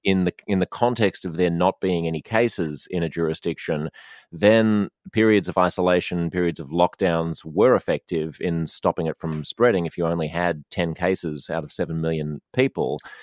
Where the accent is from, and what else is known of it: Australia